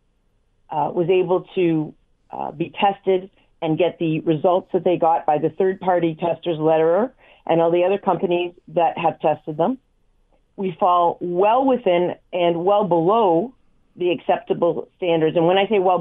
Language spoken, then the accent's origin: English; Hamilton, Ontario, Canada; because it is my hometown